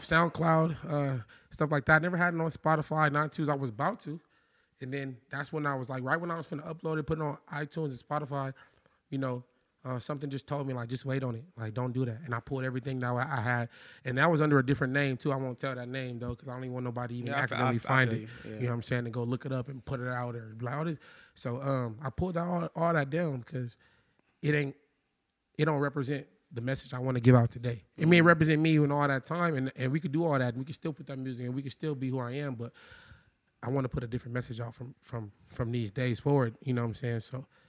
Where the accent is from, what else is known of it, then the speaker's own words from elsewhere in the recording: Compton, California, United States; I was born in Compton, though, man. Shout out L.A. LA County. I was born in Compton. I lived in Linwood, Inglewood, Long Beach, Pasadena, Norwalk, Corona, everywhere, man.